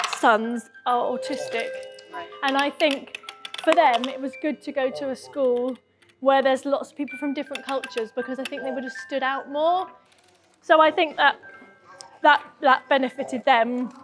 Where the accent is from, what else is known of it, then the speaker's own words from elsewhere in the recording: Reading, South East England, United Kingdom; also born or lived in Farnborough; So I came to Reading when I was 3 months old. I was born in Farnborough, and my parents, I think my mum came to Reading when she was 10 and my dad came to Reading when he was 15.